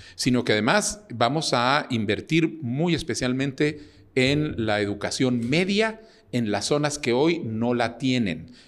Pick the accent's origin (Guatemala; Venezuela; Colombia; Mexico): Guatemala; also born or lived in Uruguay / Jerusalem, Israel / Netherlands; soy un guatemalteco de 64 años. Nací en Uruguay durante el exilio de mis padres. Eh, estudié en Guatemala el bachillerato